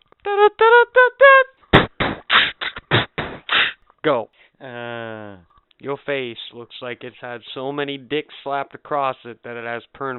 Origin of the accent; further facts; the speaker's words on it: Canada; I'm Canadian.